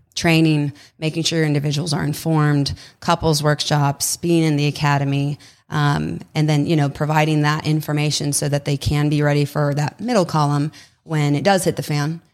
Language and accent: English; Southern California, United States; moved away as an adult; also born or lived in Los Angeles; now in Texas, United States; originally from Southern California